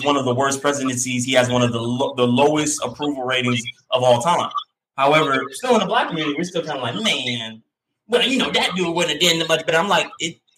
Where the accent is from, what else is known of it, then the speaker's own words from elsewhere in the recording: the South, United States; I'm just young, black, played sports, masculine, and I grew up in the South.